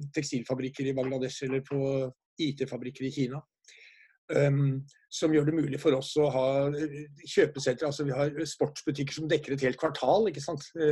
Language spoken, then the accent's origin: Norwegian; Norway